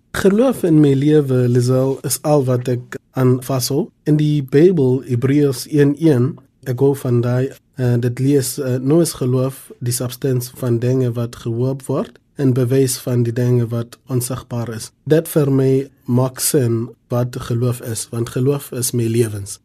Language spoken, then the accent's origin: Afrikaans; Soweto, Gauteng, South Africa; ek het in Soweto uh, groot geword. Ek was in 1987 gebore in in Baragwana Hospitaal